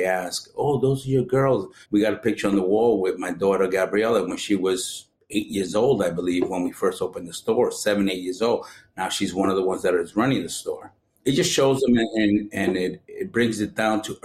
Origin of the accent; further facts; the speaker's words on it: New York City, New York, United States; growing up in Brooklyn, I always liked visiting pizza shops in the neighborhood. I grew up in Sunset Park